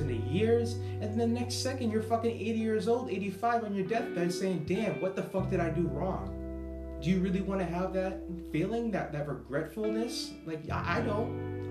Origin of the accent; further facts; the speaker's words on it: Boston, Massachusetts, United States; accent: Boston; moved away as an adult; also born or lived in Florida / California; a real Bostonian from Boston, born and raised